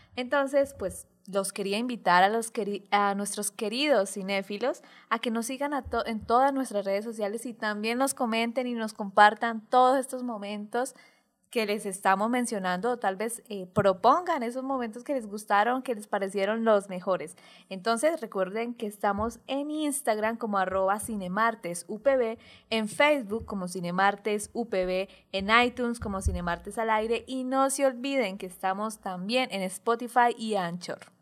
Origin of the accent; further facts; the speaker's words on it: Colombia; como colombianos